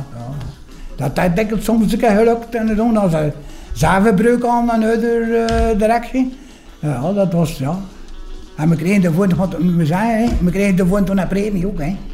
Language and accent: Dutch; Poperinge, Flanders, Belgium; Ik ben geboren in Poperingen